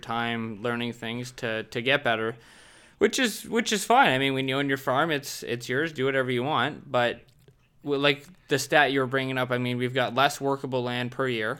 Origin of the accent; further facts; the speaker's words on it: Southern Ontario, Canada; I'm from Southern Ontario